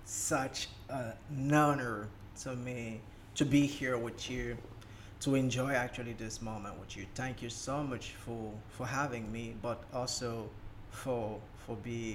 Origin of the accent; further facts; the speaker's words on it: Cameroon; first language French; English is a second language; moved away as an adult; also born or lived in Ukraine; now in Dubai, United Arab Emirates; I'm from Cameroon, right? From Cameroon. Cameroon is just a country in the center part of Africa, and I left my country when I was around 21 year or 22.